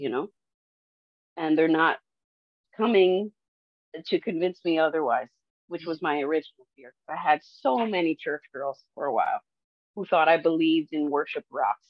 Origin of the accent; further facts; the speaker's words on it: Detroit, Michigan, United States; moved away; I'm from Detroit